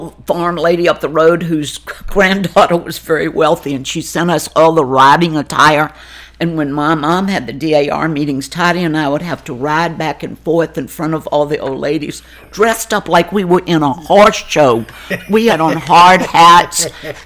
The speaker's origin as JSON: {"language": "English", "town": "Burkeville", "region": "Virginia", "country": "United States", "tie": "born or raised there", "also_born_or_lived": "Richmond, Virginia", "moved": "as an adult", "lives_now": "Ashland, United States", "said": "I was born in Richmond and then immediately taken to the farm in Burkeville, Virginia"}